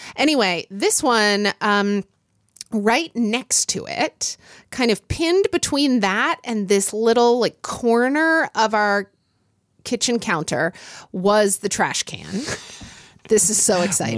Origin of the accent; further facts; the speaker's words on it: Oklahoma City, Oklahoma, United States; I grew up in Oklahoma City